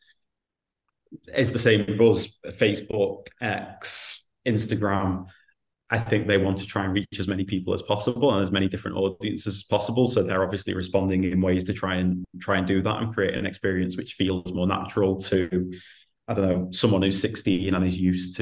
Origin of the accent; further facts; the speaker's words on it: the Northwest, North West England, United Kingdom; I'm from the Northwest